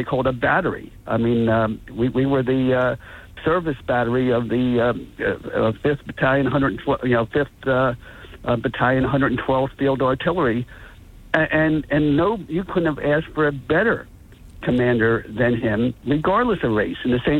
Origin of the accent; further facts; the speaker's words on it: Atlantic City, New Jersey, United States; growing up in Atlantic City